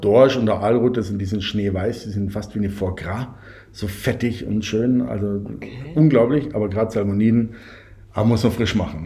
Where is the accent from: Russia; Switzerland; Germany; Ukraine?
Germany; Bavaria; Bei uns in Bayern